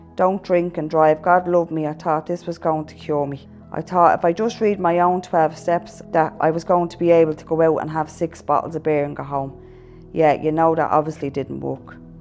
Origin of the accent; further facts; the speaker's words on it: Dublin, Leinster, Ireland; also born or lived in abroad (three years); I grew up in Ballymun